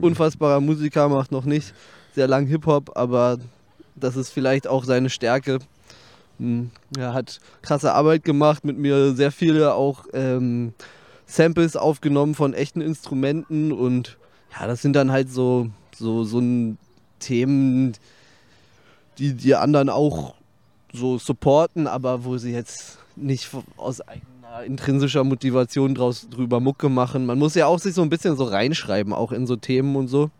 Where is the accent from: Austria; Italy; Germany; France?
Germany; Berlin; ich bin sehr nah am Teutoburger Platz aufgewachsen, 30 Meter oder so